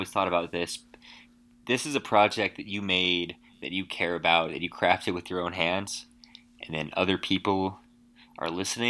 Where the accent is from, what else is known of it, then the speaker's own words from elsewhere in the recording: Anchorage, Alaska, United States; So I'm from Alaska, from Anchorage.